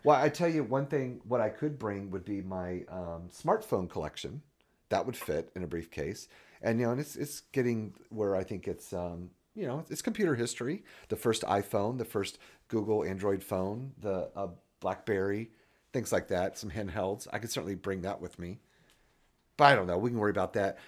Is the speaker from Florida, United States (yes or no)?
yes; Florida, United States; moved away; also born or lived in Hampton, Virginia; I was born and raised in Florida